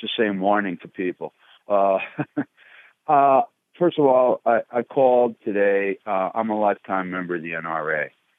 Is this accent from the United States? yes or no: yes; upstate New York, United States; I'm from New York State, upstate, and there are a lot of deer there.